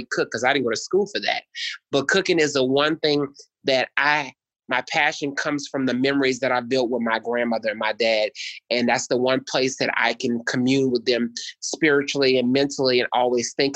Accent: New Orleans, Louisiana, United States; I'm from New Orleans, so, you know, food is a big old part of where I'm from

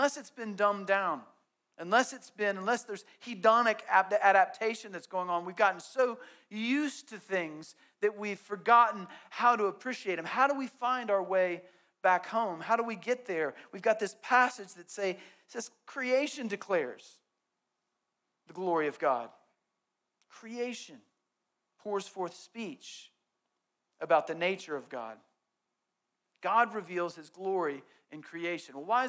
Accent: Southeast, United States; growing up in the Southeast

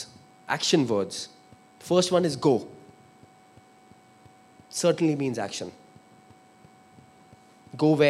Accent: Kolkata, West Bengal, India; also born or lived in Sindh / Pune; I come from Calcutta.

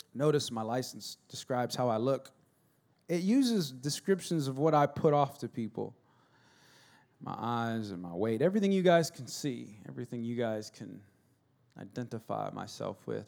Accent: United States; I'm American

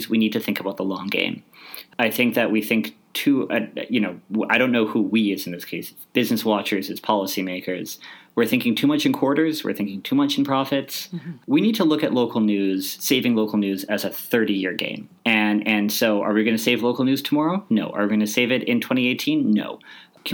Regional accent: Canada; I'm Canadian. This is what we do. We're optimistic. As a people, we are optimistic.

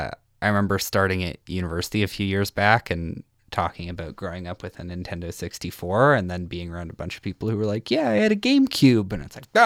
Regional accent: Saskatchewan, Canada; now in Edmonton, Canada; I'm from Saskatchewan originally and I'm in Edmonton now. Mm. And part of the perk of growing up in like smaller cities or smaller music scenes

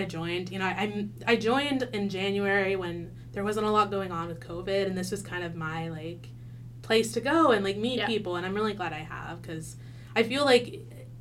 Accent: Wichita, Kansas, United States; I'm from Wichita

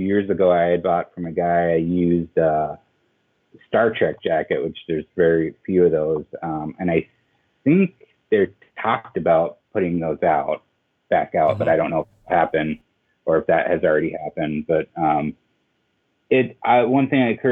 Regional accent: Denver, Colorado, United States; now in Portland, United States; I grew up in Denver

